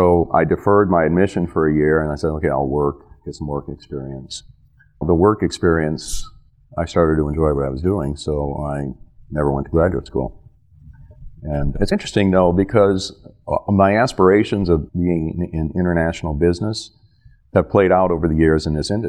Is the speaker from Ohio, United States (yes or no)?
yes; Sandusky, Ohio, United States; look, I'm from Sandusky, Ohio. At one time was the headquarters of Hein Gindel Paper Company